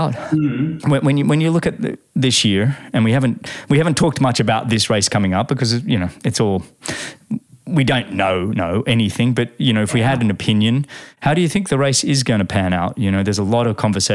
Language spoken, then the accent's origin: English; Australia; As an Australian